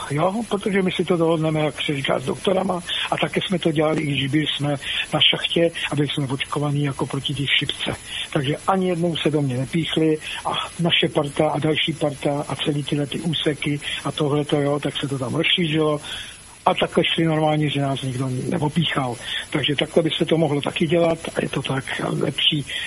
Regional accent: Czechia; my jsme tady taky chytří jako Češi a hlavně na tom severu

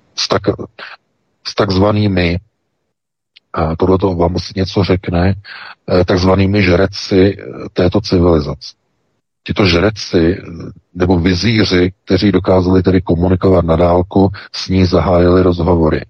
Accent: Czechia; my jsme přece hlavně Češi

